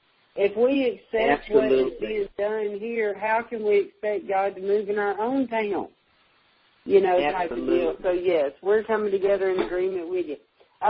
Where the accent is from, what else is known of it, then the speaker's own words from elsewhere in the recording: Nashville, Tennessee, United States; I am from Nashville, Tennessee, and, you know, we're a pretty prosperous town.